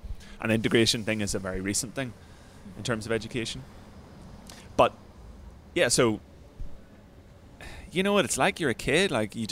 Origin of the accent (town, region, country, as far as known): Northern Ireland, United Kingdom; born or raised there; now in London, United Kingdom